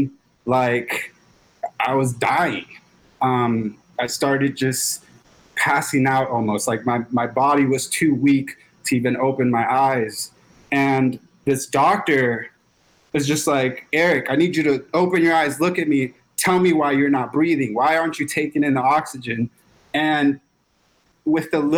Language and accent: English; Los Angeles, California, United States; I grew up in South Central Los Angeles, really rough neighborhood